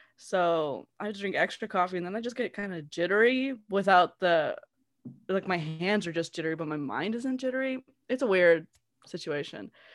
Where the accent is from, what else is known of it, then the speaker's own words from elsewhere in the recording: Southern California, United States; I grew up in Southern California my whole life